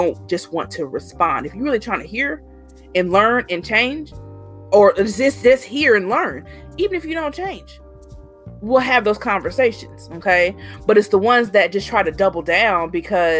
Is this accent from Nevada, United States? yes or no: no; Indiana, United States; I'm born and raised in Indiana.